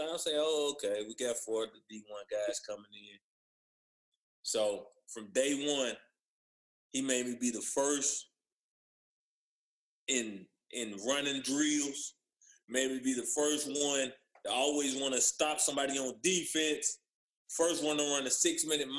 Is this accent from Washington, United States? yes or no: no; Tobacco Road, North Carolina, United States; I grew up on Tobacco Road